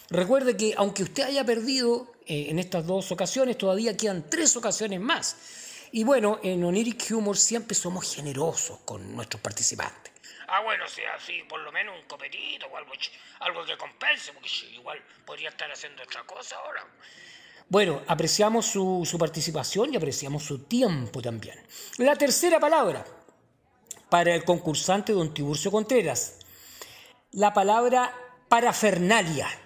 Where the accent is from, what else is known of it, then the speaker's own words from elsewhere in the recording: Chile; Usted sabe, yo soy chileno, así que no, y soy popular